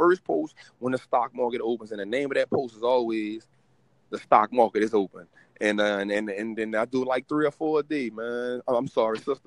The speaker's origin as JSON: {"language": "English", "town": "New Orleans", "region": "Louisiana", "country": "United States", "said": "in the communities where I'm from. I'm from New Orleans"}